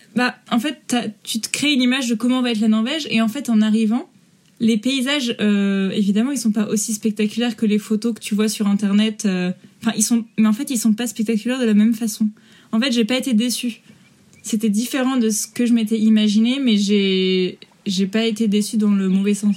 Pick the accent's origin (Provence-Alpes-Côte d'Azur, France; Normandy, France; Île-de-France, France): Normandy, France; Rouen; moved away as an adult; also born or lived in Paris; now in Trondheim, Norway; Je suis originaire de Normandie en France, de Rouen